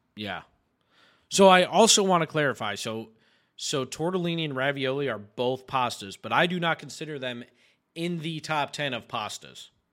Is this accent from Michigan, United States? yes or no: no; New York, United States